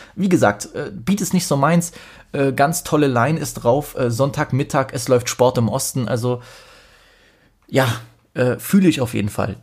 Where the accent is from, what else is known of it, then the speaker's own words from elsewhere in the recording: Poland; als Pole